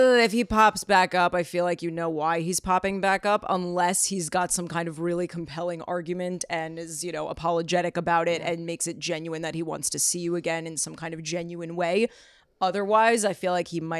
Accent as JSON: {"language": "English", "town": "New York City", "region": "New York", "country": "United States", "tie": "born or raised there", "said": "I grew up in Queens"}